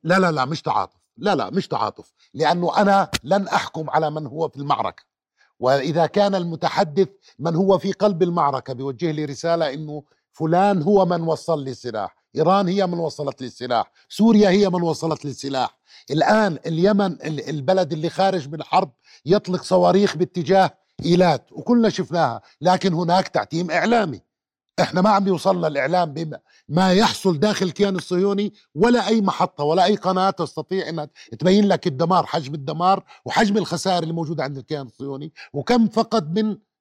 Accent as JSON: {"language": "Arabic", "country": "Jordan", "said": "عندنا بالأردن"}